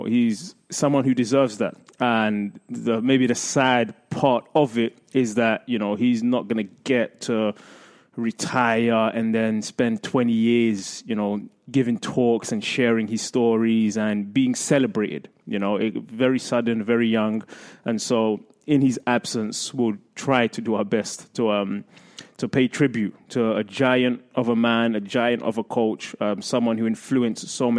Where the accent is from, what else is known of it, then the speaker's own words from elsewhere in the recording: England, United Kingdom; moved away; I grew up in England in the era of Alex Ferguson and Arsene Wenger